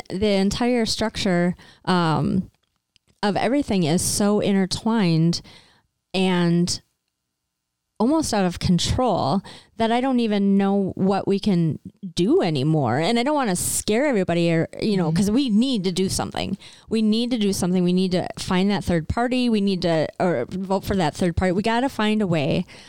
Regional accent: United States

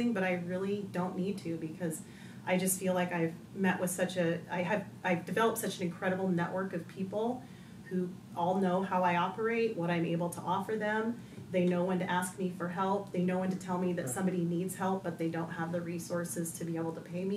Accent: Northwest Montana, United States; now in Liberty Lake, United States; I grew up in Northwest Montana.

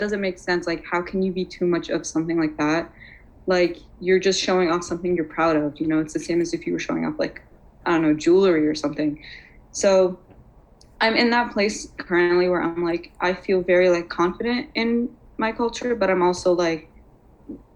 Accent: Fairfax County, Virginia, United States; we're from here. Like, we're from, like, Fairfax County

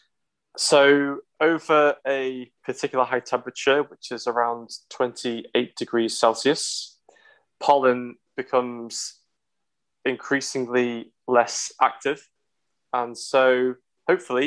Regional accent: the Wirral, North West England, United Kingdom; now in Liverpool, United Kingdom; I didn't grow up in Liverpool. I grew up in the Wirral.

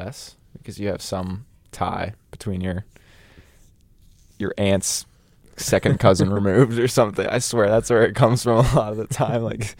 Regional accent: United States; because I'm just American

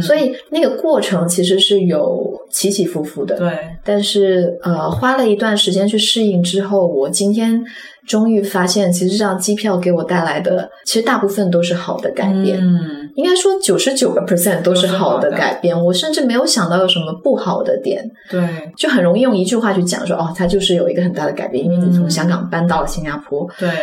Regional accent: Guangzhou, Guangdong, China; moved away as an adult; also born or lived in Hong Kong; now in Singapore; 从一个在广州土生土长跟爸妈一起生活很多年的人

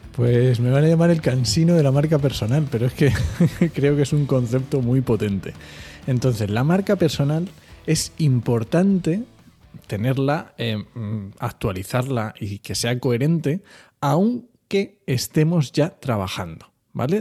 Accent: Asturias, Spain; yo soy asturiano

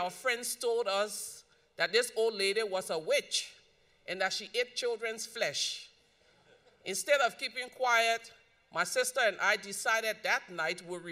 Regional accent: Liberia; So growing up in Liberia, we live in a community that was like a village, even though it was in the city.

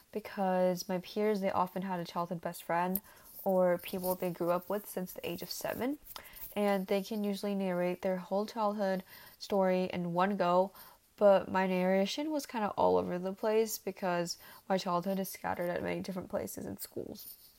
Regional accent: San Ramon, California, United States; So I am from San Ramon, and I am a junior at DVHS

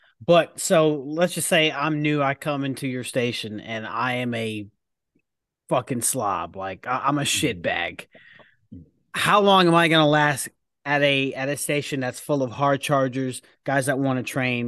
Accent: New York, United States; I'm a northerner. I'm from New York

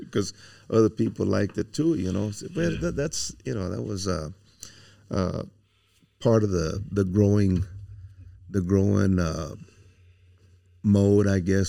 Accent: Pearsall, Texas, United States; But I'm originally from South Texas, from Pearsall.

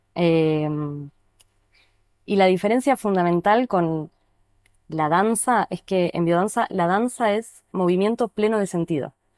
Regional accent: Neuquén, Argentina; also born or lived in La Plata / Buenos Aires; now in El Bolsón, Argentina; crecí en Neuquén, viví unos años en La Plata, conocí la biodanza, estudié en Buenos Aires

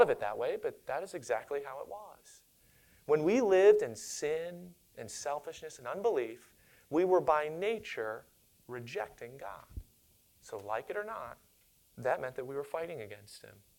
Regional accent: Monrovia, Maryland, United States; I grew up in Monrovia, Maryland, and in my hometown, we had at that time a population of less than 1,000 people.

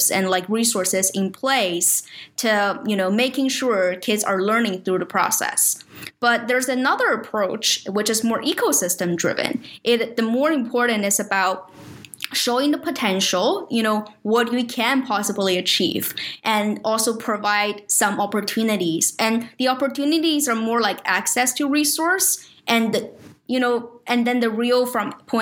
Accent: China; moved away; I grew up in China. So it's like my home country

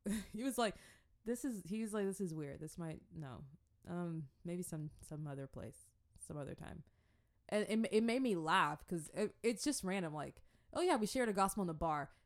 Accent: Jacksonville, Florida, United States; also born or lived in Atlanta / Africa; I think we moved to Jacksonville from Atlanta, um, when I was, like, three

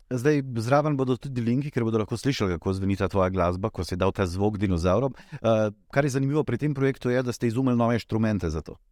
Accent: Slovenia

